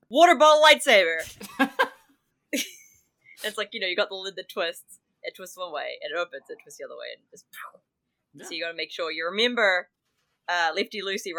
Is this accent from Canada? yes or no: no; New Zealand; accent: New Zealand